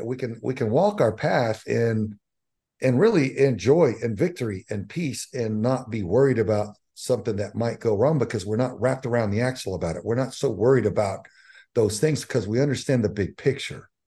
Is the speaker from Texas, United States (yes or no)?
yes; Southern Texas, United States; I, I grew up in Southern Texas